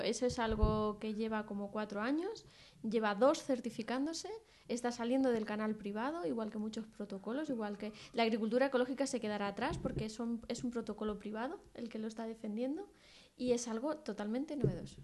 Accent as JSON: {"language": "Spanish", "region": "Castilla-La Mancha", "country": "Spain", "said": "mi tierra"}